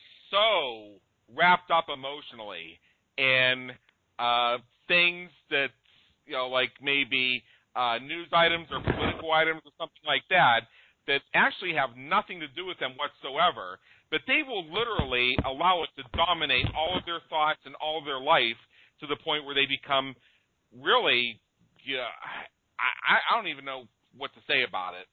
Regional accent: Pittsburgh, Pennsylvania, United States; moved away as an adult; I was born and raised in the Pittsburgh, Pennsylvania area, and lived the first 10, 15 years of my adult life there.

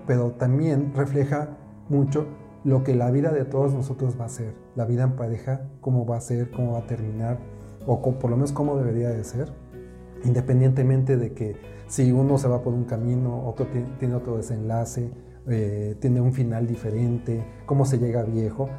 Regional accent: Mexico City, Mexico; yo soy de la Ciudad de México

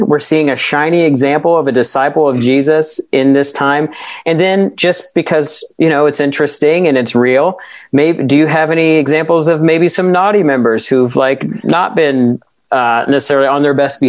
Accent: United States; I'm an American

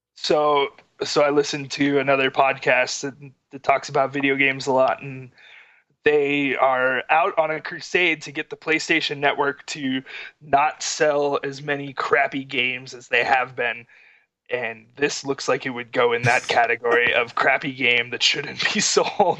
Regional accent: Florida, United States; now in Utah, United States; we grew up in Florida together

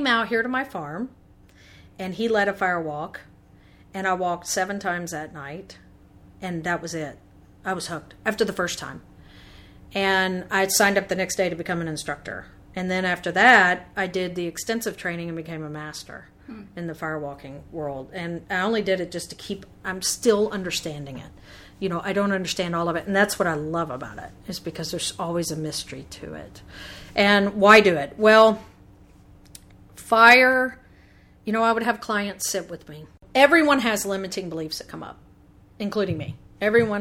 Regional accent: the South, United States; growing up in the South, I love the South

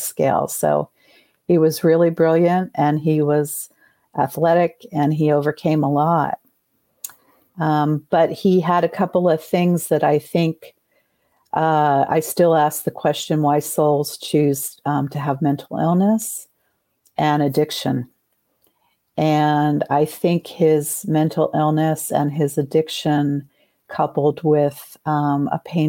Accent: New Jersey, United States; We grew up in New Jersey

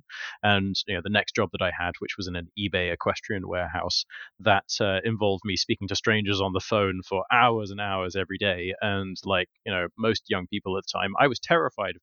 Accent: Kent, South East England, United Kingdom; moved away as an adult; also born or lived in Warwick; now in London, United Kingdom; From 6 to 18, I lived in the countryside in deepest, darkest Kent

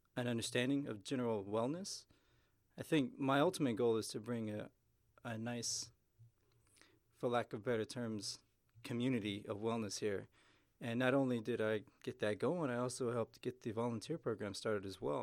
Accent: Houston, Texas, United States; moved away; originally I'm from Houston

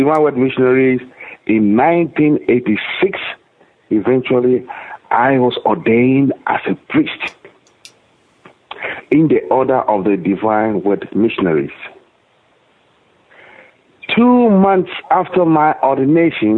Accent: Accra, Greater Accra, Ghana; moved away as an adult; I was born in Accra, Ghana, in Africa

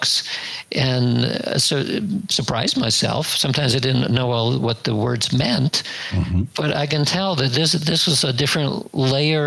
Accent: United States; growing up in the United States from the 1950s to 1970s or so as my youth

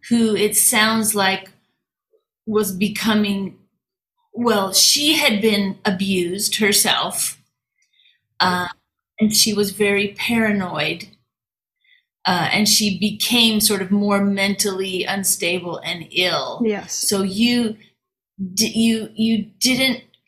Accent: Washington, United States; now in Fukuoka, Japan; I grew up in Washington State

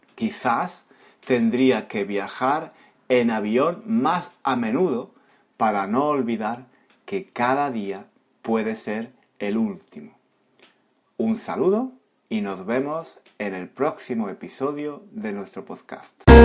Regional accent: Spain; yo soy español y soy un hombre

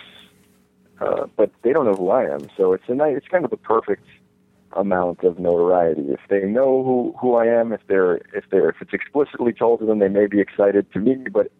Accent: Rockland County, Hudson Valley, New York, United States; also born or lived in St. Louis; We grew up in Rockland County, which is in the Hudson Valley in New York

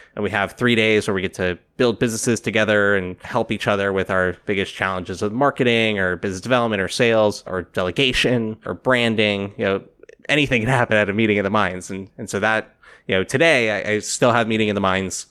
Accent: South Florida, United States; moved away as an adult; also born or lived in New York City; I grew up in South Florida, decided not to go to college right away. And so when I was eighteen, I moved from South Florida to New York City

